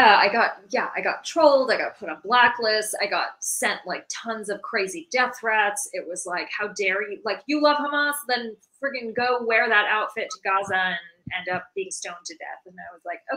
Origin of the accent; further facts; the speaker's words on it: United States; also born or lived in West Bank; as a Palestinian American who was raised in America, whose parents fled Palestine